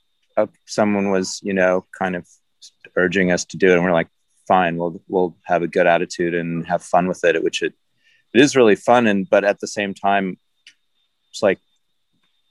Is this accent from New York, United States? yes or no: no; Los Angeles, California, United States; I grew up in Los Angeles